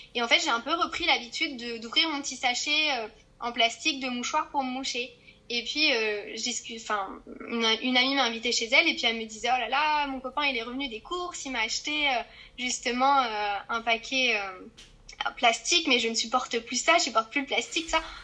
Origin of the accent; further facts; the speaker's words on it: Corrèze, Nouvelle-Aquitaine, France; now in Toulon, France; je viens de, de la Corrèze